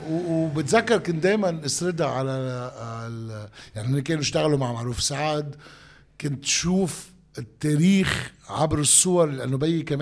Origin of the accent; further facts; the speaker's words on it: Sidon, South Governorate, Lebanon; وانا من صيدا يعني انا انا بعرف الفلسطينيه شو يعني بالنهايه الفلسطينيه بصيدا